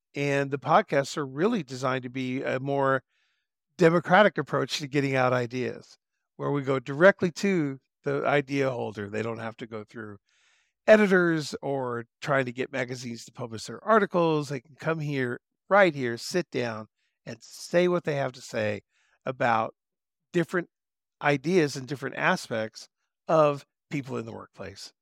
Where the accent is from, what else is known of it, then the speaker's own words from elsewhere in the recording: Southern California, United States; moved away as an adult; I grew up in Southern California and I jumped into the Air Force when I was 18